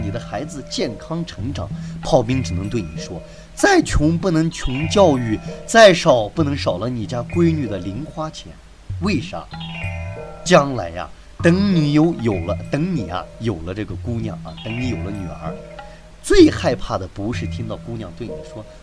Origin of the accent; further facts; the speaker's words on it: China; 我们中国人